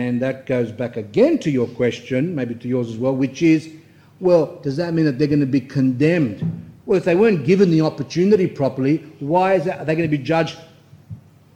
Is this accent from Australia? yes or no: yes; Australia; I'm Australian born